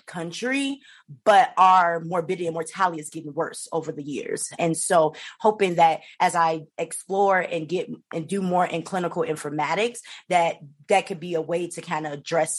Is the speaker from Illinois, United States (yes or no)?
yes; Chicago, Illinois, United States; moved away; I'm originally from Chicago, Illinois